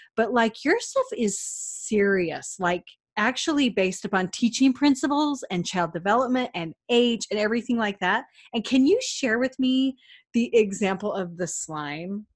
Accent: Cache Valley, Utah, United States; I'm from Cache Valley

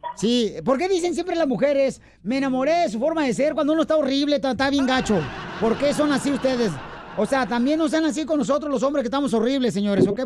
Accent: Ocotlán, Jalisco, Mexico; yo soy de Cotlán, Ocotlán es mío

